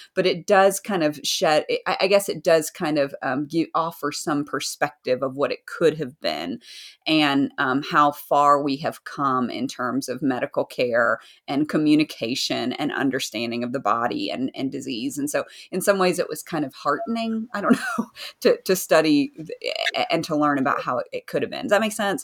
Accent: Southern United States, United States; accent: Southern American; I'm American, in case people can't tell by my Southern accent, Southern American accent

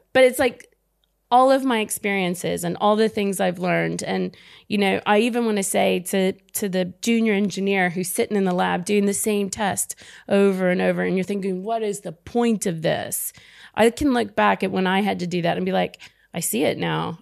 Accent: United States; I'm American

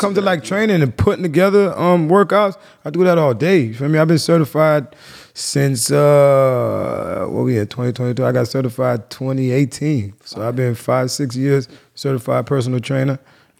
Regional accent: Jamaica; I'm Jamaican. I grew up around Rastas and so it's real, you know what I mean?

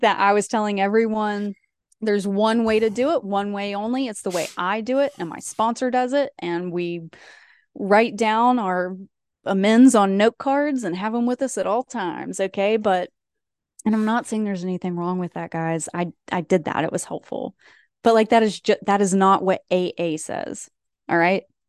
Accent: East Tennessee, United States; moved away; where I'm from, where I grew up in East Tennessee. Anytime I go back home, which is not often

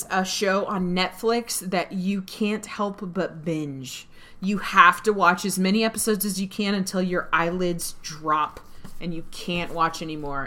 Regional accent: Dallas, Texas, United States; Mike and I grew up at Reunion Arena, and we've had season tickets since the 93-94 inaugural

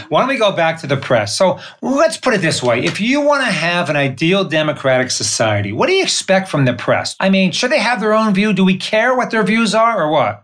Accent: Northeast Pennsylvania, United States; now in San Diego, United States; I'm from Northeast Pennsylvania in the coal regions of Pennsylvania.

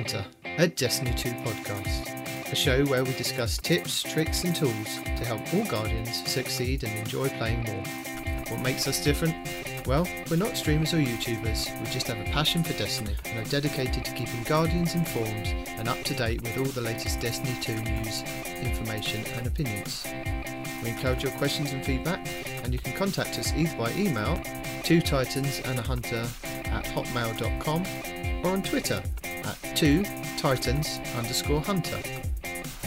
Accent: United Kingdom; I am the British guy

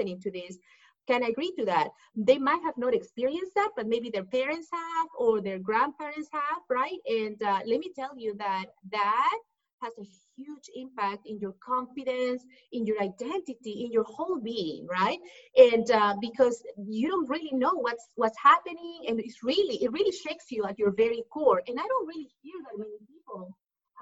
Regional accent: Lima, Peru; English is a second language; moved away as an adult; now in Dallas, United States; I'm originally from Peru, from Lima, Peru. That's why you hear the accent. I moved to the U.S. when I was 18 years old

